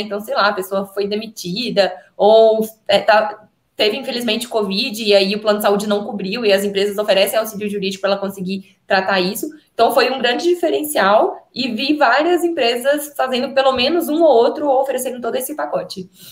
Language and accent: Portuguese; Minas Gerais, Brazil; eu sou de Minas